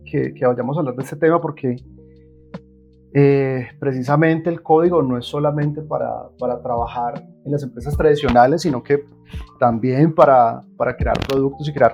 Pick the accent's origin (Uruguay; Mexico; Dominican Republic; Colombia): Colombia; Soy colombiano.